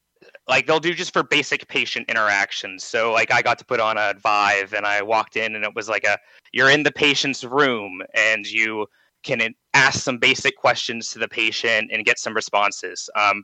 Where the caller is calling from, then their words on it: Johnstown, Pennsylvania, United States; from Johnstown, Pennsylvania.